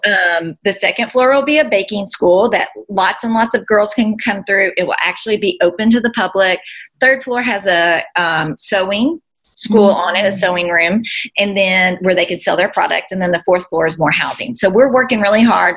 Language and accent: English; United States; also born or lived in Bowling Green; now in Nashville, United States; we're all American